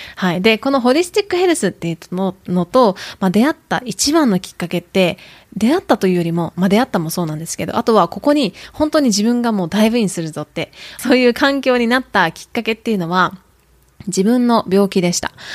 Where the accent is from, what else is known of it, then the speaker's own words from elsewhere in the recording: Kyoto, Japan; accent: Kyoto-ben, Kansai-ben; Tokushima Awa-ben; first language Japanese; also born or lived in Tokushima, Japan; now in United States; 私は日本で生まれ育って、えー、徳島で生まれて京都で過ごしました。